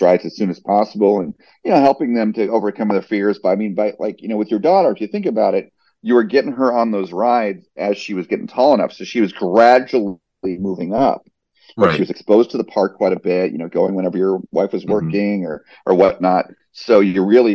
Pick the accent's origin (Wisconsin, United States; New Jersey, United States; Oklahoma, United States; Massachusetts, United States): New Jersey, United States; now in Orlando, United States; I grew up in New Jersey